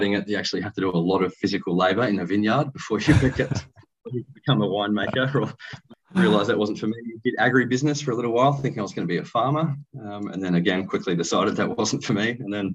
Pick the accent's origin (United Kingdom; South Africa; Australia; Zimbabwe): Australia; Perth, Western Australia; I was born and raised in Perth